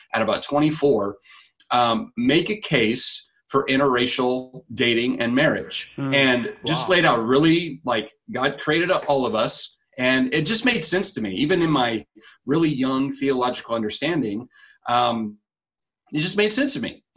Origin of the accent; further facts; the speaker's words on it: Wichita, Kansas, United States; I grew up in Wichita